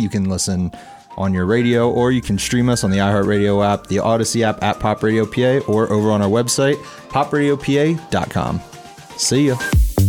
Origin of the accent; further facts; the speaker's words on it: Eastern Pennsylvania, United States; where I grew up in Eastern P